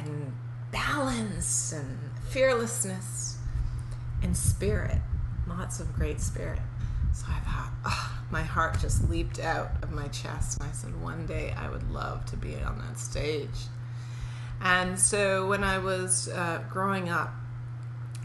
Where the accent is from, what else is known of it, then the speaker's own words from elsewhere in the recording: Toronto, Ontario, Canada; moved away; also born or lived in New York; I grew up in a predominantly Jewish neighborhood, so in Toronto.